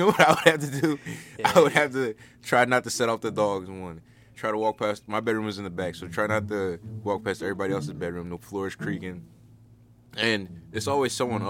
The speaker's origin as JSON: {"language": "English", "town": "Darby Township", "region": "Pennsylvania", "country": "United States"}